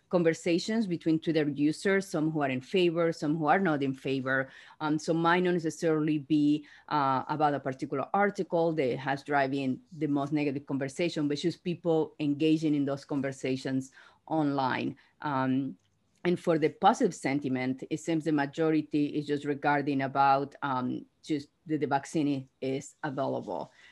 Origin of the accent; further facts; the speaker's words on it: Argentina; moved away; I'm from Argentina